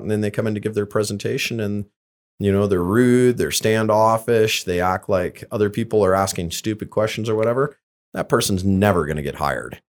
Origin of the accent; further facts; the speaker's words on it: Lander, Wyoming, United States; I grew up in Lander, Wyoming, in a family where, you know, self-sufficiency and, and self-reliance is, is just something that you did